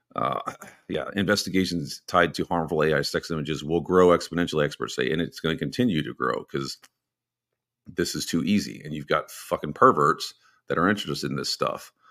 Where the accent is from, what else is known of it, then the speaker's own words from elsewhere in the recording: Texas, United States; I'm from Texas and Texas people have guns.